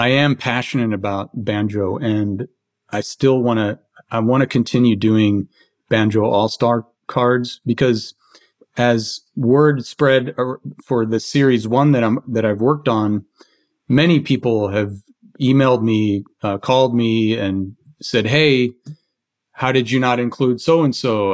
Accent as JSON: {"language": "English", "town": "Philadelphia", "region": "Pennsylvania", "country": "United States", "tie": "born or raised there", "said": "I was born in Philadelphia"}